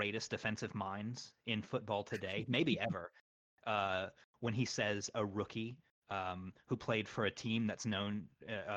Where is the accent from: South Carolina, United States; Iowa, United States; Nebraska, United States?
Iowa, United States; now in Atlanta, United States; I'm from Iowa, and I live in Atlanta